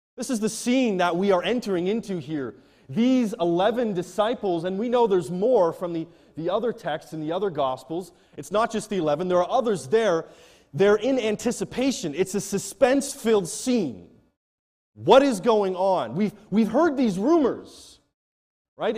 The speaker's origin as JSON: {"language": "English", "country": "Canada", "moved": "as an adult", "lives_now": "Nigeria", "said": "I head back to my home country, Canada"}